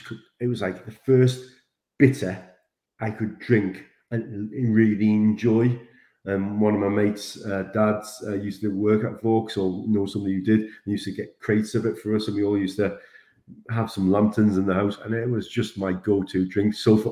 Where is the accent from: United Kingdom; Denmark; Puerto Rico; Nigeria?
United Kingdom; Sunderland, North East England; being a Sunderland boy, when I grew up in Sunderland, there was a big brewery called Vaux.